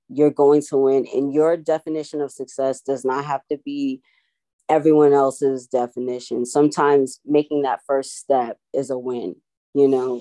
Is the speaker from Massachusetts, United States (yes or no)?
yes; Boston, Massachusetts, United States; growing up, you know, I grew up in Boston a time